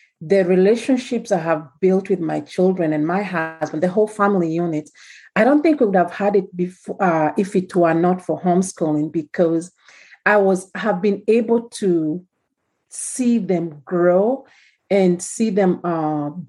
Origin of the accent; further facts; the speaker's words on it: Kenya; moved away; As you can tell from the way I'm talking, I'm from Kenya